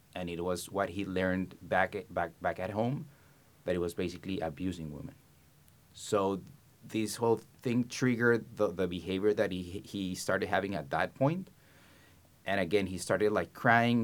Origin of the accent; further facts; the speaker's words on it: Colombia; moved away as an adult; I was born and raised in Colombia